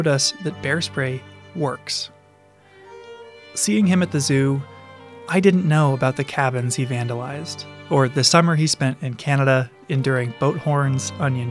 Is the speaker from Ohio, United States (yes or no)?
yes; Columbus, Ohio, United States; I grew up in Columbus and spent a lot of time as a kid at the Columbus Zoo